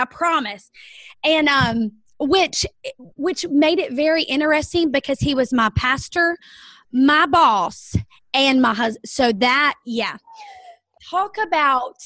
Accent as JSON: {"language": "English", "town": "Rock Hill", "region": "South Carolina", "country": "United States", "said": "I am from South Carolina, Rock Hill, South Carolina"}